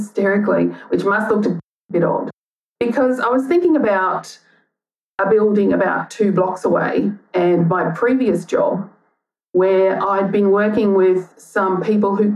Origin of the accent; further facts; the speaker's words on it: Gympie, Queensland, Australia; now in Melbourne, Australia; I was born in Gympie in Queensland